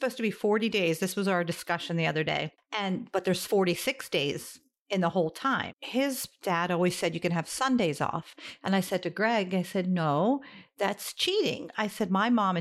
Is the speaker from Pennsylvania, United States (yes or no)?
yes; Lancaster, Pennsylvania, United States; born or raised there; also born or lived in New York